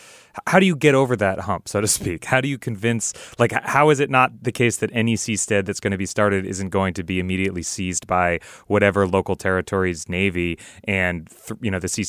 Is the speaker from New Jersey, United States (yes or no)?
yes; New Jersey, United States; I grew up in New Jersey.